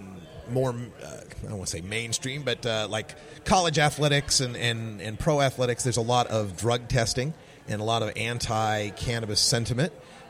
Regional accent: Idaho, United States; now in Portland, United States; where I come from, I'm from Idaho

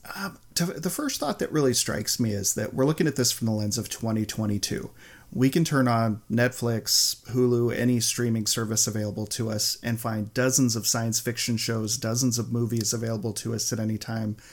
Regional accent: United States; an American Doctor Who fan

